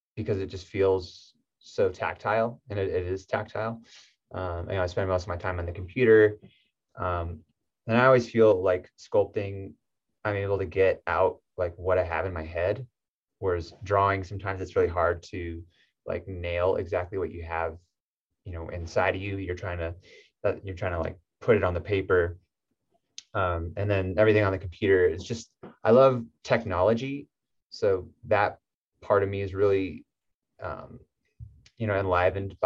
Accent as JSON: {"language": "English", "region": "Southern California", "country": "United States", "said": "I'm from Southern California"}